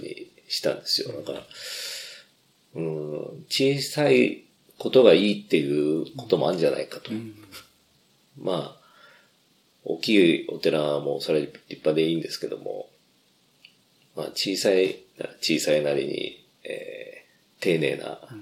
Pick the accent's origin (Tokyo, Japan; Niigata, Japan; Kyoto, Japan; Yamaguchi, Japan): Tokyo, Japan; Fuchu; 府中で生まれ育って、えー、おりまして、えー、まあ、ずっとここのみじ川が育ちであります